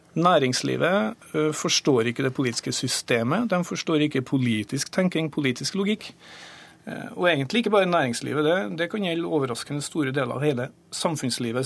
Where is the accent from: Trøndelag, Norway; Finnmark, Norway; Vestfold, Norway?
Trøndelag, Norway; Grong; jeg satt i kommunestyret hjemme i Grong i Namdalen